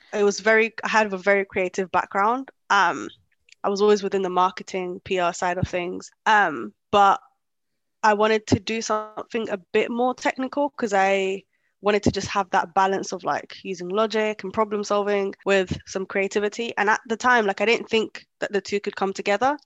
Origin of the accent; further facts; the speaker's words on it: London, United Kingdom; English is a second language; moved away as an adult; also born or lived in Kenya; I grew up in London most of my life. Um, up until like two years ago